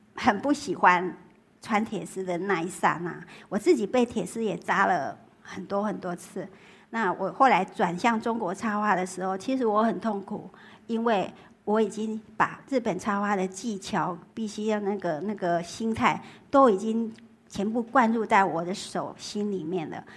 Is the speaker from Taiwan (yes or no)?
yes; Taiwan; moved away as an adult; now in Beijing, China; 我自己从小， 我在台湾，我们台湾叫三合院